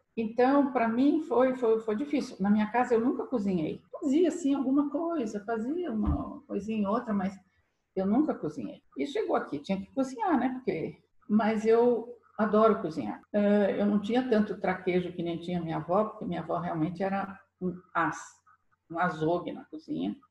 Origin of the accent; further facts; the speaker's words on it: São Paulo, Brazil; moved away as an adult; now in Switzerland; eu sou paulista. Eu moro há muitos anos na Suíça